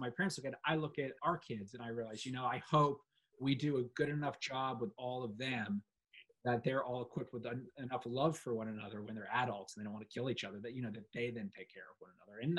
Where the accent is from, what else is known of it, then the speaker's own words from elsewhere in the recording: London, United Kingdom; but I grew up in London, and I love London.